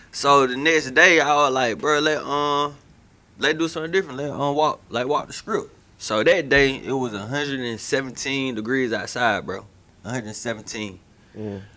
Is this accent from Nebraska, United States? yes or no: no; Macon, Georgia, United States; I'm from, I'm from, I'm from Macon, bro. It get hot, it get muggy, bro.